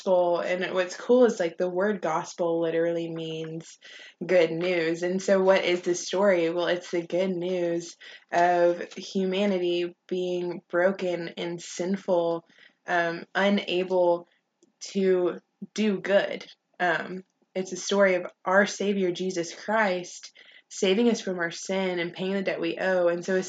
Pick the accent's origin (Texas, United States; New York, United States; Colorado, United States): Texas, United States; Longview; now in College Station, United States; I'm from Longview, Texas, a little town up in East Texas.